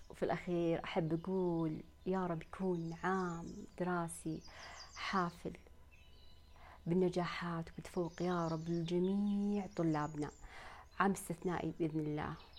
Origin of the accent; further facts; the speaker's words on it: Saudi Arabia; عندنا في المملكة العربية السعودية